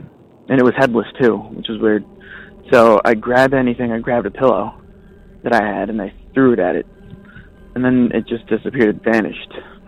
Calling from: Redondo Beach, California, United States; I'm calling from Redondo Beach.

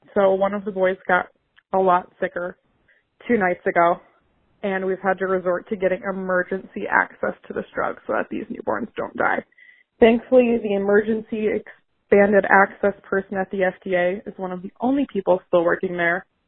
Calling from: Iowa City, Iowa, United States; I'm calling from Iowa City, Iowa.

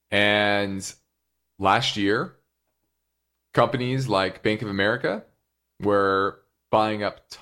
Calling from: North Carolina, United States

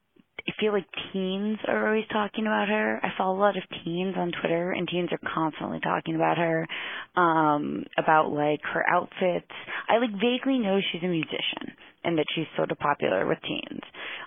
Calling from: New York, United States; I'm calling from New York

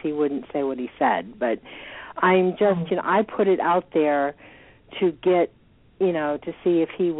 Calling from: Georgia, United States; I'm calling from Georgia.

